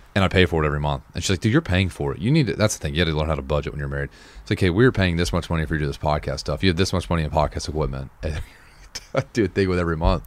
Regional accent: Nashville, Tennessee, United States; also born or lived in Wichita, Kansas; I'm from Nashville, but I was born in Wichita

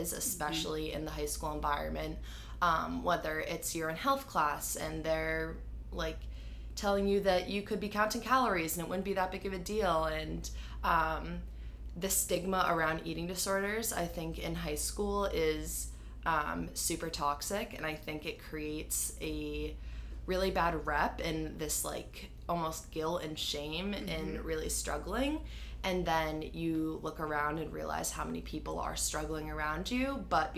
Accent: Grafton, Massachusetts, United States; I'm from Grafton, Mass.

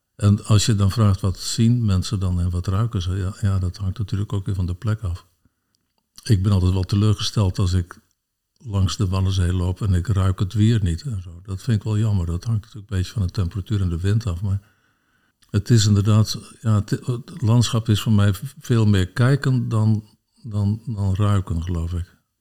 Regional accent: Sneek, Friesland, Netherlands; ik ben opgegroeid in Sneek

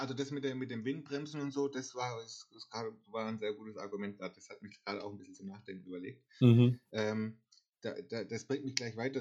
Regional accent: near Karlsruhe, Baden-Württemberg, Germany; ich komme ja aus der Nähe von Karlsruhe

